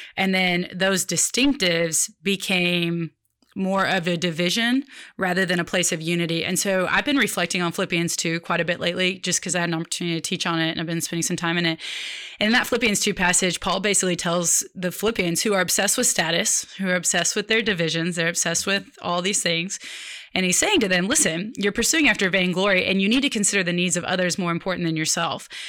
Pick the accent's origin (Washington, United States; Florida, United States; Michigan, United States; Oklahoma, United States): Oklahoma, United States; Oklahoma City; moved away as an adult; now in Dallas, United States; growing up in Oklahoma City